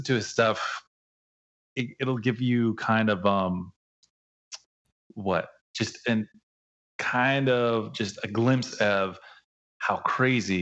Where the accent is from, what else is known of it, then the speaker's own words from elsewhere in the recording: Oceanside, California, United States; From Oceanside. Shout outs to Oceanside, my hometown.